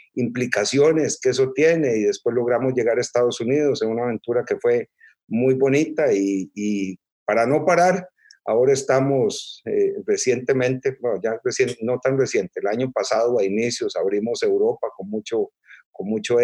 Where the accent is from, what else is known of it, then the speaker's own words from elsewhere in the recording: Costa Rica; yo soy costarricense, nací aquí en, Costa Rica